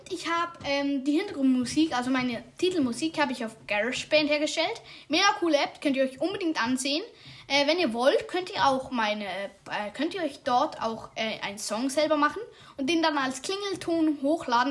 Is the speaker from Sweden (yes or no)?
no; Switzerland; ich bin Schweizer